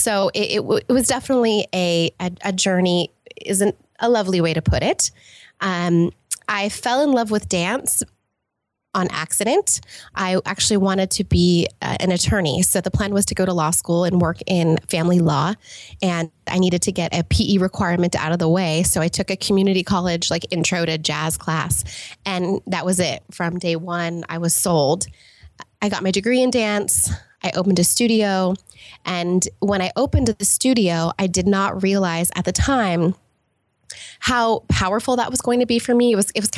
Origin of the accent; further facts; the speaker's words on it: California, United States; born there; also born or lived in England / Los Angeles; I was born in Southern California, actually, and to a single mother, and lived all over the place, including, you know, as we were talking about, England and Los Angeles and all over the place.